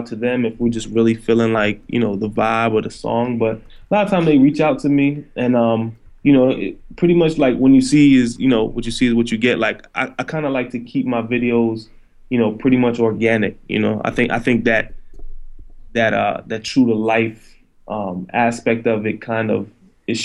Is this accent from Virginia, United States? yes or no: no; Silver Spring, Maryland, United States; also born or lived in Philadelphia; now in New York, United States; I'm actually from Silver Spring, Maryland, which is right outside of D.C.